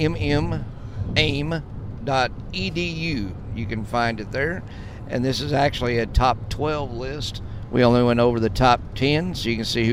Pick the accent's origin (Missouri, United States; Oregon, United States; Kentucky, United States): Kentucky, United States; Columbia; accent: deep southern accent; moved away; also born or lived in Byrdstown, Tennessee; We're from Columbia, Kentucky, in Byrdstown, Tennessee. When I come back, I have a really deep accent.